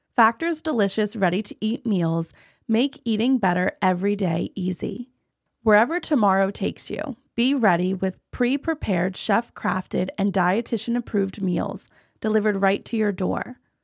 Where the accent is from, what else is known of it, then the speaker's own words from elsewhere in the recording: New Jersey, United States; I'm from New Jersey. I'm not from Washington.